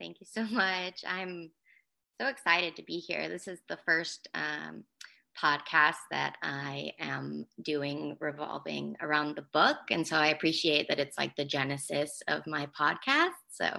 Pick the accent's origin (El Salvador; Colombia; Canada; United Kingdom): United Kingdom; England; also born or lived in United States; So I grew up partly in England and partly in America. I went to three different high schools, and one of them was my sophomore year I spent in England, but it was considered their final year of high school.